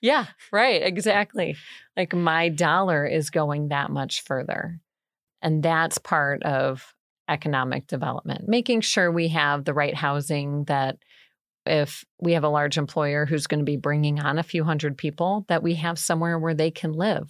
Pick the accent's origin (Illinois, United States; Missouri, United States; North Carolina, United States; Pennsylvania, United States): Illinois, United States; Bourbonnais; also born or lived in DeKalb, Illinois / Northern Wisconsin; I grew up born and raised in Bourbonnais